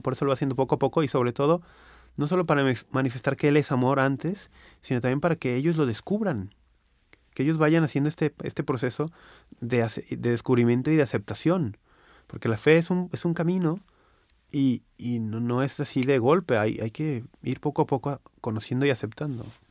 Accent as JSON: {"language": "Spanish", "country": "Mexico", "said": "aquí en México"}